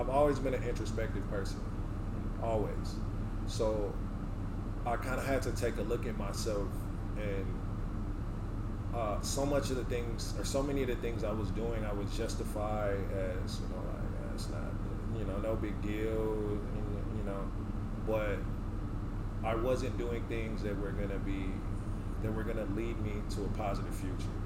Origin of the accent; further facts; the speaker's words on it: Richmond, California, United States; moved away as an adult; also born or lived in Oakland, California / Sacramento, California / North Dakota; I'm from the Bay Area. I'm from Oakland. I grew up in Richmond.